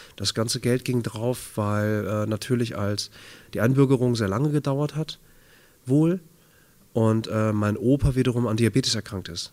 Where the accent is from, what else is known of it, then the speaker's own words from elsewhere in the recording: Bad Oeynhausen, North Rhine-Westphalia, Germany; now in Hamburg, Germany; In Bad Oeynhausen. Kleiner Kurort, äh, nördliches Nordrhein-Westfalen. Das ist meine Heimat, da bin ich aufgewachsen.